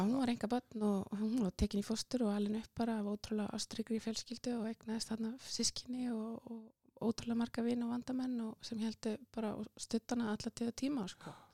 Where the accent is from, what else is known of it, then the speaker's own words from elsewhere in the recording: Njarðvík, Southern Peninsula, Iceland; ég fætt á uppalinn í Njárvíkonum og gekk Já. í Njárvíkusskóla og, og, hérna, og var þar alla skólagönguna